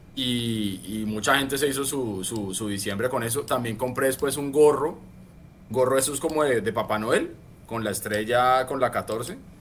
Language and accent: Spanish; Colombia; como buenos colombianos